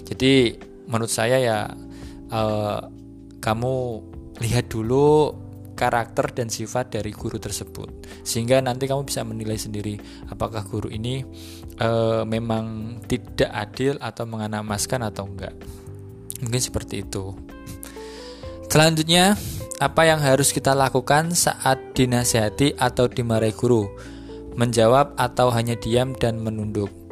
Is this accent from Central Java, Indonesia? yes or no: yes; Central Java, Indonesia; kalau di di apa di daerah sini dengan di daerah di daerah saya di Jawa Tengah sana itu ada beberapa perbedaan-perbedaan.